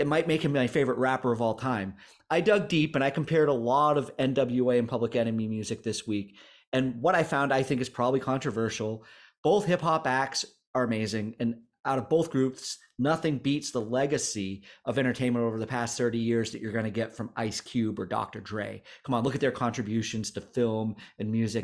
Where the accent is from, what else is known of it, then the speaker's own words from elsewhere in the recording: Newport, Vermont, United States; we're, we're from Newport, Vermont